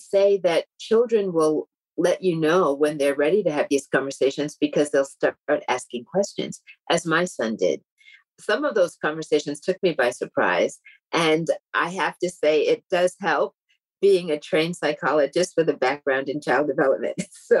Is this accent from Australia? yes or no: no; Tallahassee, Florida, United States; born there; I was born in Tallahassee, Florida, at a time when the South was still very much ruled by a system of segregation, Jim Crow segregation, as we called it.